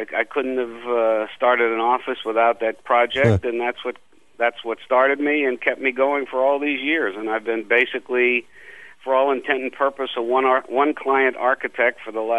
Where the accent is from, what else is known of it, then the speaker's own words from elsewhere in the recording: Miami, Florida, United States; But I think the major influence for me, and very fortunate, was that I grew up in a tourist town.